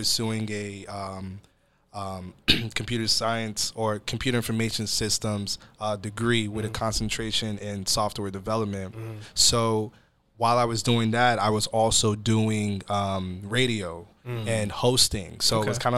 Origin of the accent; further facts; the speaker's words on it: Atlanta, Georgia, United States; now in Seattle, United States; I'm originally born and raised in Atlanta, Georgia, but I am Nigerian